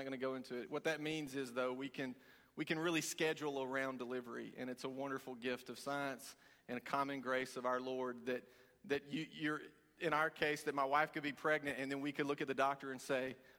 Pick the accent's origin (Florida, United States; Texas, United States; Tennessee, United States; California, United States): Tennessee, United States; Cornersville; moved away as an adult; now in Knoxville, United States; I'm from Middle Tennessee, small dairy farm in the middle of nowhere